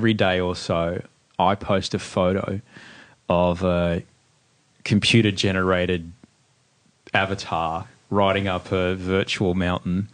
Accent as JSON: {"language": "English", "town": "Brisbane", "region": "Queensland", "country": "Australia", "tie": "born or raised there", "said": "It's my hometown"}